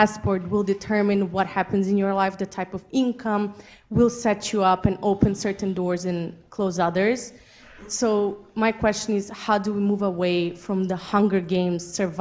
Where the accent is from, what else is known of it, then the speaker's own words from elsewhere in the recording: North Macedonia; moved away; I come from Macedonia